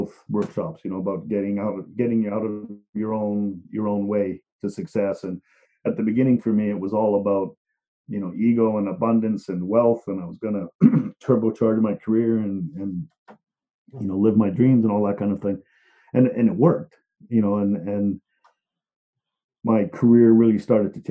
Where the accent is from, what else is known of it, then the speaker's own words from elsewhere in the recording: Liverpool, North West England, United Kingdom; moved away; I'm from Liverpool